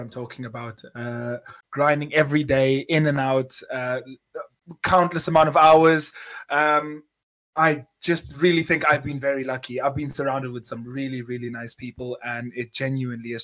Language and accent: English; South Africa; moved away as an adult; now in United Kingdom; I'm 24 years old, born and raised in South Africa.